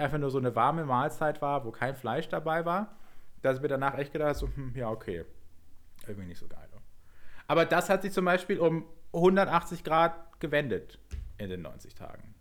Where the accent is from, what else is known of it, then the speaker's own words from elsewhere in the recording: Southern Germany, Germany; wir sind ja beide in Süddeutschland aufgewachsen